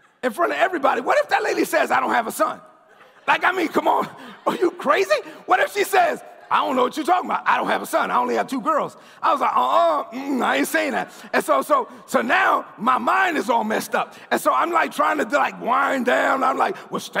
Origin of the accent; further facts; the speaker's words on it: New York City, New York, United States; I'm from Brooklyn.